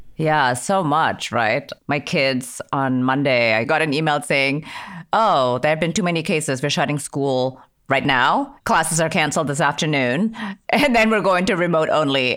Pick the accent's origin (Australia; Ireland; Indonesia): Indonesia; now in United States; I'm an immigrant. I grew up in Indonesia.